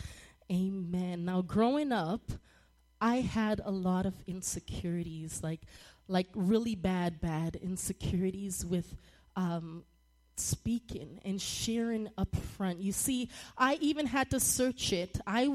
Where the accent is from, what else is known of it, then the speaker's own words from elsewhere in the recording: Toronto, Ontario, Canada; moved away; I grew up in Toronto, Canada, and we called it junior high in seventh and eighth grade.